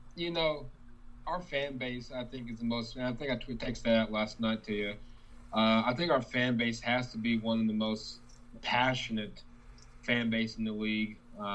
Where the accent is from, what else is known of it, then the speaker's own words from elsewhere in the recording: Midwest City, Oklahoma, United States; my hometown here in Midwest City